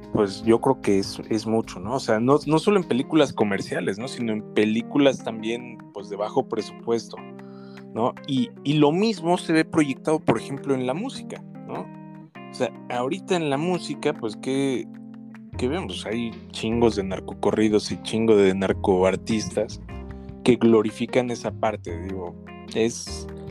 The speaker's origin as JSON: {"language": "Spanish", "country": "Mexico", "said": "como mexicanos"}